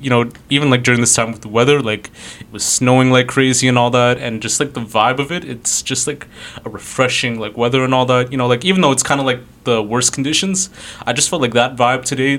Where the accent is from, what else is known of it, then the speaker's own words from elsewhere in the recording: Toronto, Ontario, Canada; So I was born in, like, Grange Park in downtown Toronto, like, my whole life.